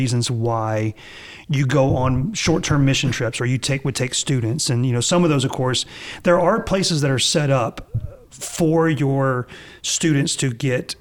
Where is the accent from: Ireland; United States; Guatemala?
United States; the South; moved away as an adult; also born or lived in New York City; I was from the South and I loved it